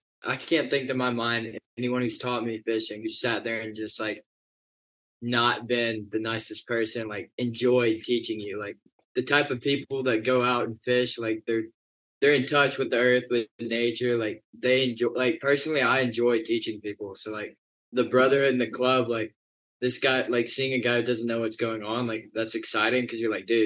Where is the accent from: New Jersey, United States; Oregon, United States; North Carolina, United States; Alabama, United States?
North Carolina, United States; Fayetteville; moved away as an adult; now in Charleston, United States; I came from North Carolina. I was in Fayetteville from 2002 till senior year of high school, or freshman year of college, so 2021